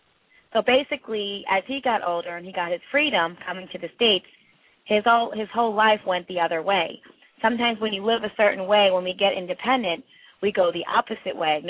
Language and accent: English; India; I'm from India